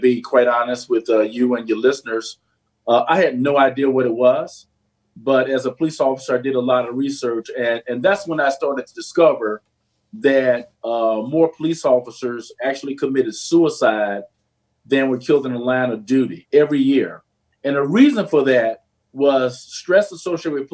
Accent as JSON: {"language": "English", "town": "East St. Louis", "region": "Illinois", "country": "United States", "tie": "born or raised there", "moved": "as an adult", "lives_now": "Maryland, United States", "said": "I grew up in East St. Louis, a very challenging city."}